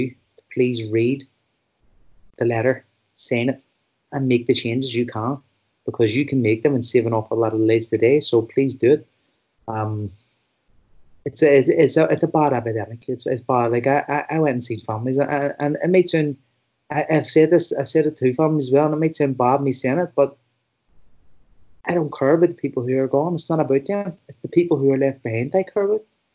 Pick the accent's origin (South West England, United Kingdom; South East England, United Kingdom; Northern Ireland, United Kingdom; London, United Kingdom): Northern Ireland, United Kingdom; Belfast; I come from West Belfast, which not long ago had the highest suicide rates in Europe.